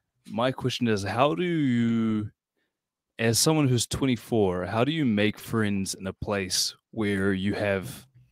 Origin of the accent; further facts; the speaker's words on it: Hamilton, Waikato, New Zealand; moved away as an adult; now in Auckland, New Zealand; So my hometown, I'm in New Zealand. My hometown is Hamilton. It's like a tiny shithole. Like, it's not a shithole. It's got like maybe 300,000 people.